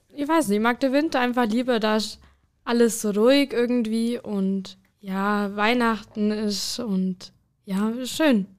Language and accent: German; Bad Hindelang, Bavaria, Germany; Von Hindelang